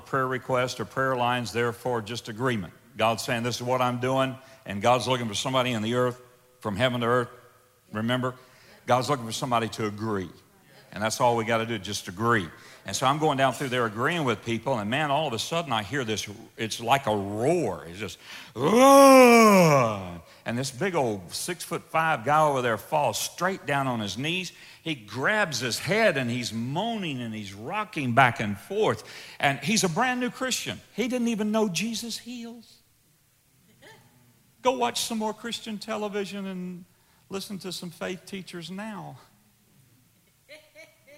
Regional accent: the South, United States; I'm from the South, that's the way we talk down there

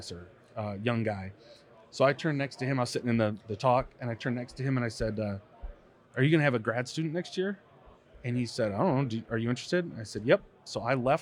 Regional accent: West Michigan, United States; A little south of Gitche-Gumee. I grew up on Lake Michigan.

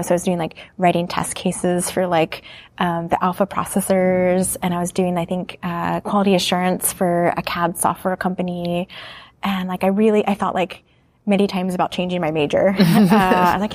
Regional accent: Ohio, United States; moved away; I grew up in the Midwest in Ohio

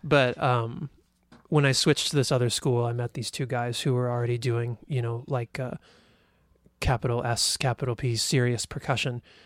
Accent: Louisville, Kentucky, United States; moved away as an adult; also born or lived in Champaign-Urbana, Illinois / San Diego, California / Austin, Texas; now in Ithaca, United States; I grew up in Kentucky, L, Louisville, Kentucky

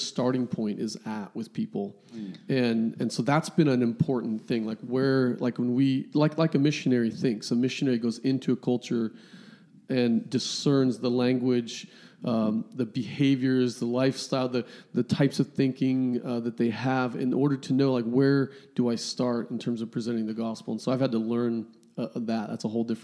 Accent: Kansas, United States; moved away as an adult; also born or lived in Midwest; now in near Seattle, United States; I grew up in Kansas on a farm.

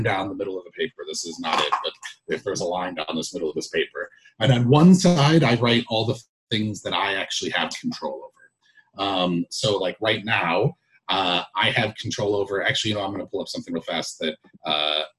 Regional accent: United States; as an American

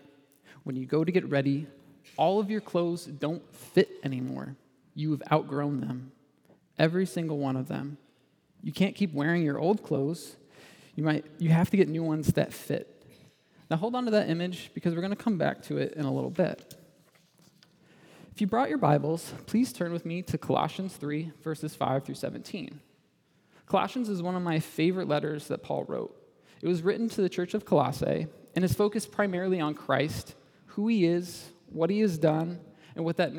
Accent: Indiana, United States; moved away as an adult; also born or lived in Michigan; I grew up in Indiana

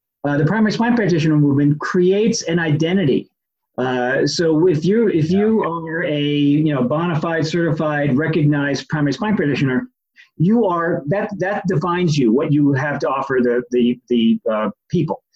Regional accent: New York, United States; now in New England, United States; I grew up in New York, and I now live in New England

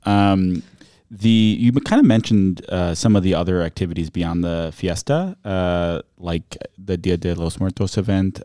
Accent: Racine, Wisconsin, United States; I'm from Racine myself

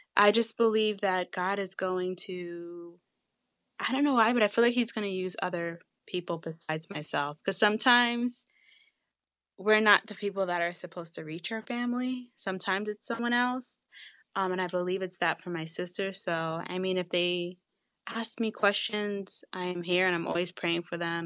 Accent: Long Island, New York, United States; we're from Long Island

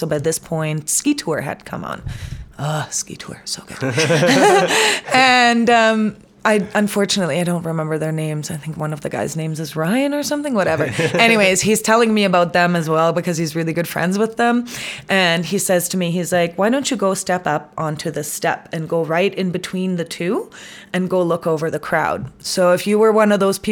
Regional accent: Munich, Bavaria, Germany; moved away as an adult; now in Canada; I'm from Munich

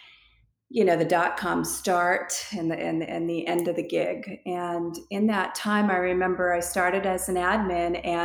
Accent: New Hampshire, United States; moved away; I grew up in New Hampshire, East Coast

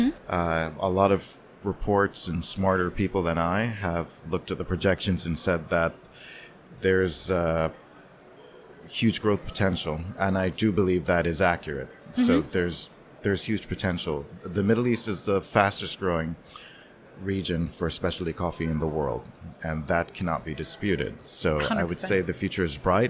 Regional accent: Jamaica; moved away as an adult; now in Dubai, United Arab Emirates; I'm Jamaican

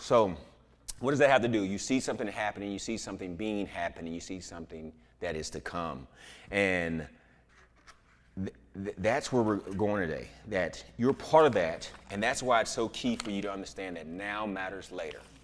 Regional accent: Houston, Texas, United States; I'm from Houston

